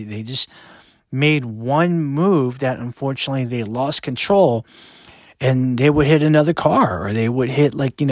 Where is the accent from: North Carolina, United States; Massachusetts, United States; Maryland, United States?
Maryland, United States; I grew up in the United States, I was born here